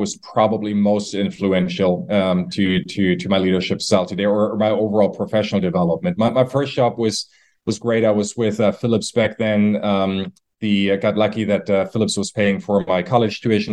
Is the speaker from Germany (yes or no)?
yes; Germany; moved away; I'm from Germany originally.